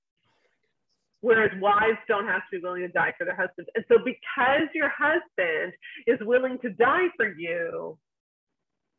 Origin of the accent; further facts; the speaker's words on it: Canada; I'm Canadian